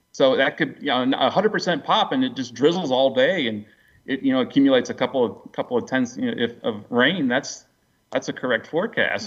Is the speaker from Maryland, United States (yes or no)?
yes; Baltimore, Maryland, United States; moved away as an adult; also born or lived in Silver Spring, Maryland / Miami, Florida / Tallahassee, Florida; now in East Tennessee, United States; I grew up in the uh, Baltimore Annapolis area.